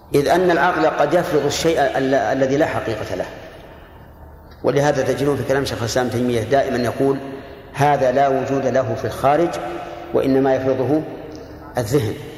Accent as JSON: {"language": "Arabic", "country": "Saudi Arabia", "said": "هنا عندنا في، في السعودية"}